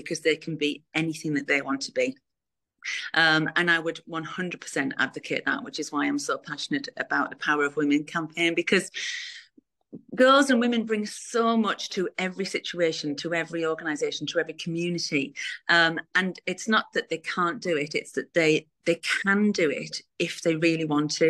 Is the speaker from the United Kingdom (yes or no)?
yes; Middlesbrough, North East England, United Kingdom; from Middlesbrough